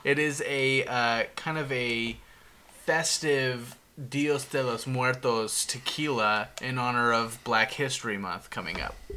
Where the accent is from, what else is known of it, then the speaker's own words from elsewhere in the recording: Houston, Texas, United States; I was born in Houston